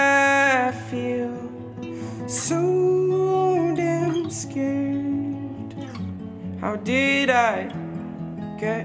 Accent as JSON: {"language": "English", "area": "Catskill Mountains", "region": "New York", "country": "United States", "tie": "born or raised there", "moved": "yes", "lives_now": "Brooklyn, United States", "said": "my sort of country folk background of growing up in the Catskill Mountains"}